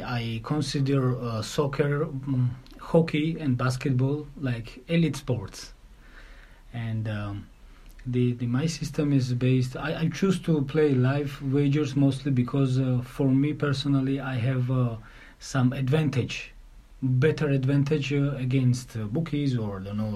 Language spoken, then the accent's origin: English; Tbilisi, Georgia; English is a second language; I'm coming from Republic of Georgia, capital, Tbilisi.